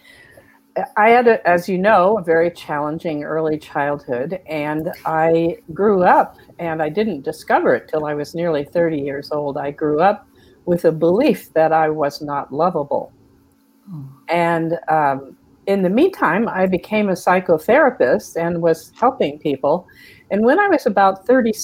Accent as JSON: {"language": "English", "country": "United States", "tie": "born or raised there", "also_born_or_lived": "Texas / Georgia", "moved": "yes", "lives_now": "California, United States", "said": "I grew up in Texas and Georgia"}